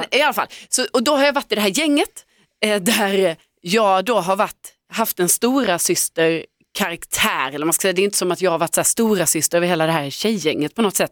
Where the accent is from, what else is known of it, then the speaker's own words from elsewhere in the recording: Lund, Skåne, Sweden; moved away; i hela mitt umgänge då i Lund, där jag är uppvuxen, från att jag liksom gick i skolan, eh, tills jag flyttade därifrån